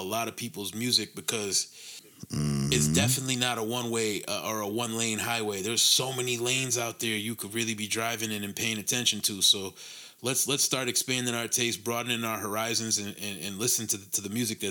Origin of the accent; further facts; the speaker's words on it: Connecticut, United States; we're from Connecticut.